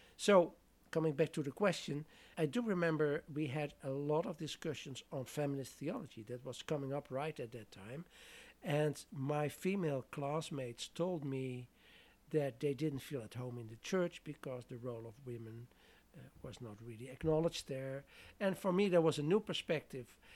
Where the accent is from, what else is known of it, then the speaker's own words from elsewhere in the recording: southern Netherlands, Netherlands; moved away as an adult; I'm from the Netherlands originally, so that meant I studied theology there